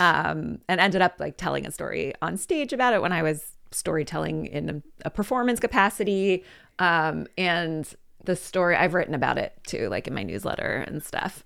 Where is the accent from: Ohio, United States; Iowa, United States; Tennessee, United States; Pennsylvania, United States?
Pennsylvania, United States; Philadelphia; I grew up in Philadelphia, went away for a bit, but I've been back